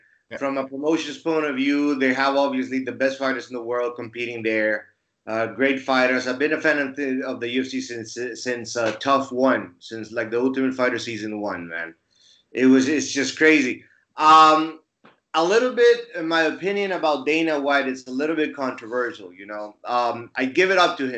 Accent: Bolivia; moved away as an adult; now in Finland; my home country, Bolivia

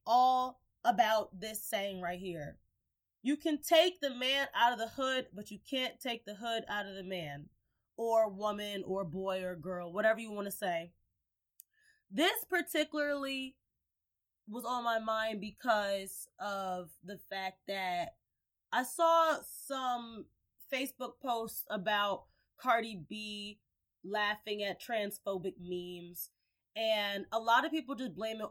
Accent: Gary, Indiana, United States; moved away; I was born and raised in Gary, Indiana

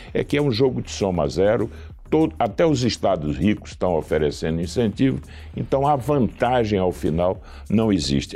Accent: Northeast Region, Brazil; eu sou nordestino

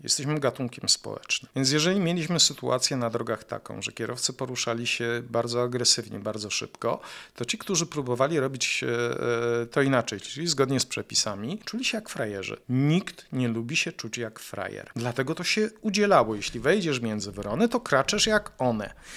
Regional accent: Jaworzno, Silesian Voivodeship, Poland; ja pochodzę z Jaworzna

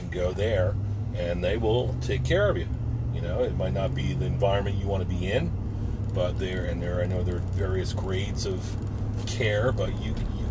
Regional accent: New Jersey, United States; now in Pennsylvania, United States; One of my brothers I grew up with in New Jersey

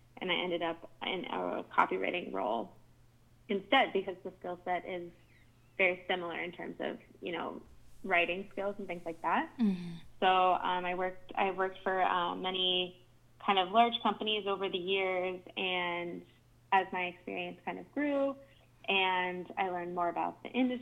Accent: Pittsburgh, Pennsylvania, United States; now in New York City, United States; Based out of New York City, but I'm originally from Pittsburgh, Pennsylvania

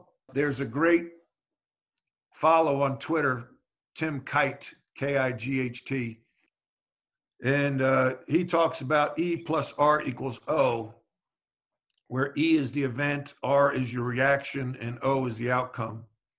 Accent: North Carolina, United States; stories about playing basketball growing up in North Carolina and a lot of the lessons I learned.

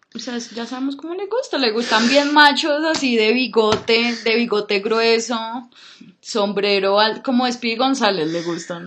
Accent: Colombia; nací acá en Colombia

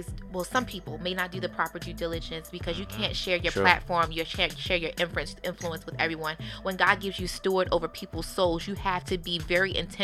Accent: Baltimore, Maryland, United States

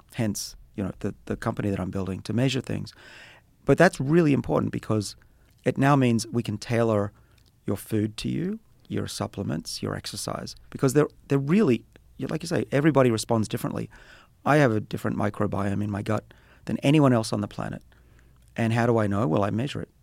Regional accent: Australia; moved away; I'm Australian

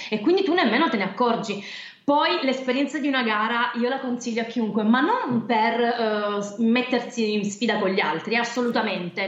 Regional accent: Trepuzzi, Apulia, Italy; io sono però salentina, ehm, vengo da Trepuzzi, è un paesino in provincia di Lecce

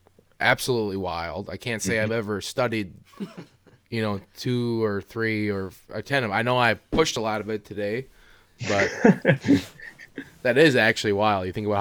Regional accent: Wisconsin, United States; yeah, we're from Wisconsin.

